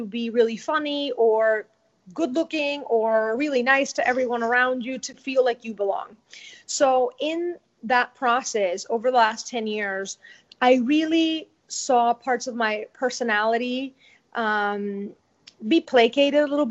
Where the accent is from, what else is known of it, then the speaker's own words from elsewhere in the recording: Venezuela; English is a second language; moved away as an adult; now in United States; my home country, Venezuela